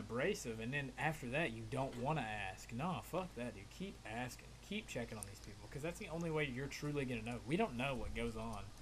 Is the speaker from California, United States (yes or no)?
no; Virginia, United States; also born or lived in Appalachian Mountains; now in Florida, United States; I grew up in Virginia